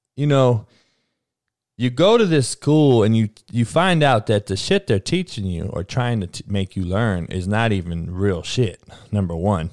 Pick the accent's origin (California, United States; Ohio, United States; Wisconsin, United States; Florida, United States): California, United States; moved away; I'm from Cali. I am Cali. From Cali.